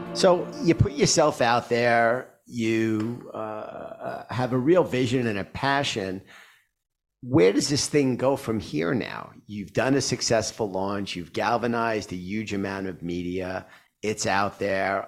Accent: New York City, New York, United States; I grew up in Queens.

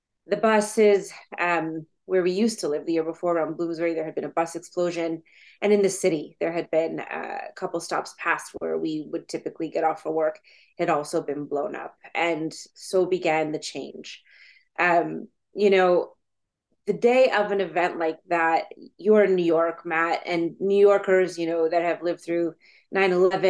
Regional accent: Ottawa, Ontario, Canada; I grew up in Ottawa

